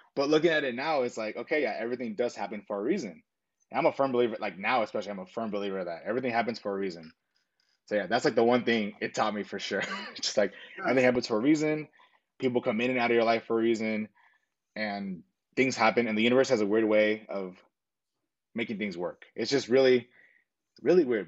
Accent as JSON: {"language": "English", "town": "Long Beach", "region": "California", "country": "United States", "tie": "born or raised there", "said": "Born in Long Beach, California"}